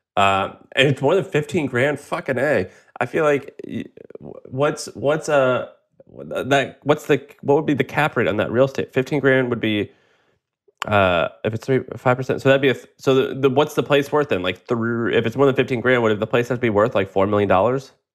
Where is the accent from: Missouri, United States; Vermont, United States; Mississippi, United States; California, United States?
Missouri, United States; I'm from Missouri